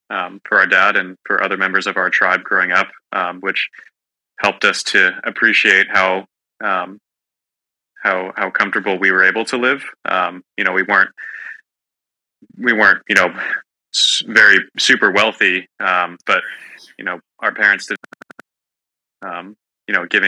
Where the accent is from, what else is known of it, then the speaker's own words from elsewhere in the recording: California, United States; growing up in California, where the sun shines seemingly every day of the year